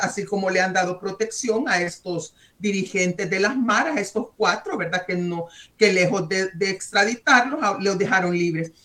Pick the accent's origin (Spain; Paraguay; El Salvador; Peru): El Salvador; soy salvadoreña